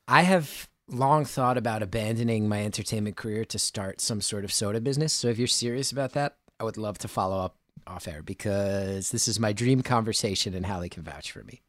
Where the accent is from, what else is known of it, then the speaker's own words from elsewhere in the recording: New Jersey, United States; I grew up in North Jersey.